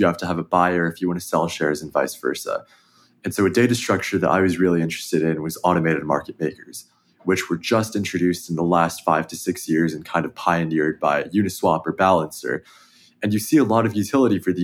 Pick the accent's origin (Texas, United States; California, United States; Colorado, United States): California, United States; Danville; I grew up in the Bay Area. I grew up in Danville, which is not too far away from where the Warriors play